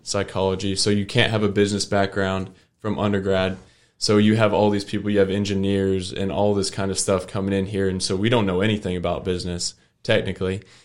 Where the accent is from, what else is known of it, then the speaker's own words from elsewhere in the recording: Fort Worth, Texas, United States; I'm from Fort Worth, and it's a big city